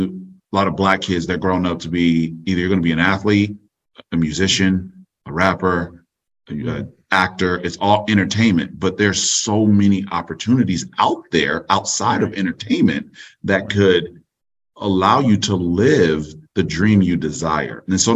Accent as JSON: {"language": "English", "town": "Orlando", "region": "Florida", "country": "United States", "tie": "born or raised there", "said": "Orlando, Florida."}